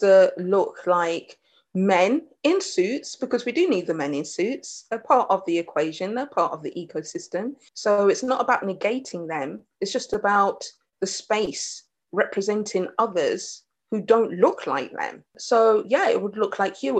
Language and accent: English; United Kingdom; also born or lived in Jamaica; I'm British Jamaican, British Caribbean.